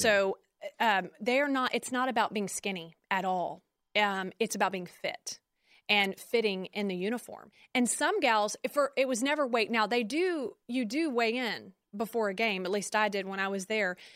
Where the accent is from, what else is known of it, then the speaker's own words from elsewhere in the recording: Conroe, Texas, United States; I'm from Conroe